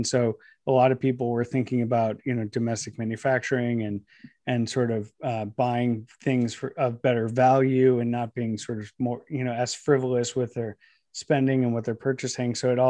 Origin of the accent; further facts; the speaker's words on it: Ohio, United States; I grew up in Northeast Ohio, and when I was growing up, I watched a lot of the manufacturing that just surrounded the area that I lived just sort of up and disappear.